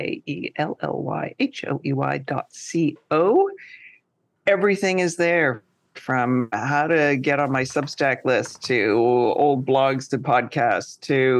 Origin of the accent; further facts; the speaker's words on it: Canada; now in New York, United States; I'm Canadian and I live in New York